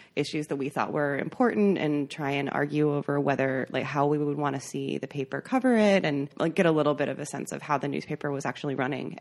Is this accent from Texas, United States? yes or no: no; McFarland, Wisconsin, United States; moved away as an adult; grew up in McFarland, Wisconsin